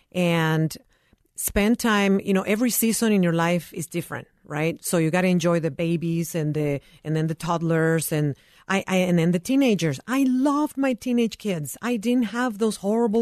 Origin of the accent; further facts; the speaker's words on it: Nicaragua; now in United States; I am originally from Nicaragua.